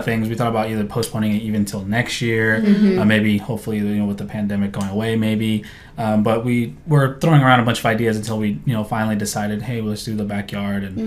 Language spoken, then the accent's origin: English; Grapevine, Texas, United States; now in San Antonio, United States; I'm from Grapevine, Texas, which is up north, DFW area